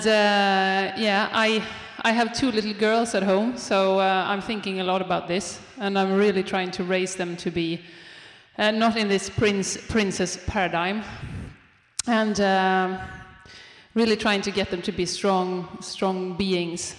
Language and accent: English; Sweden; I'm from Sweden